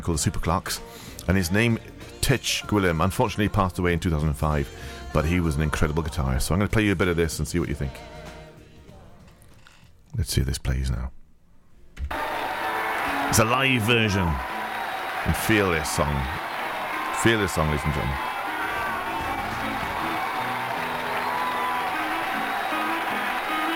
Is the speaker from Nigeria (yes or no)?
no; England, United Kingdom; also born or lived in West Wales; now in Wales, United Kingdom; I'm from England, but I've been here for 30-odd years, if not 40-odd years.